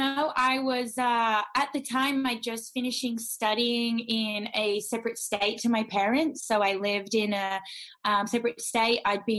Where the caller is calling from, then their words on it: Melbourne, Victoria, Australia; From Melbourne, Australia.